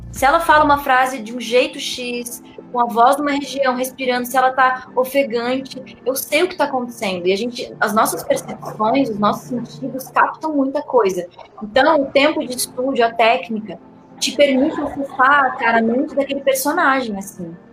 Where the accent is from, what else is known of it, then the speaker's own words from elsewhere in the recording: Rio Grande do Sul, Brazil; accent: neutral; also born or lived in Salvador; now in São Paulo, Brazil; tenho um, um, sotaque neutro, né, que se chamaria neutro. Apesar de eu ter nascido em Salvador, eu me criei no Rio Grande do Sul e eu moro em São Paulo.